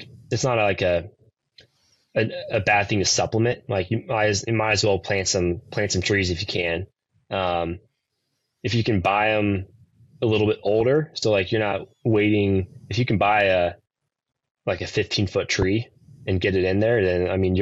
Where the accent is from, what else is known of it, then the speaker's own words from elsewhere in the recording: Nebraska, United States; now in Kansas, United States; even though we're in Kansas, we've just like, we grew up in Nebraska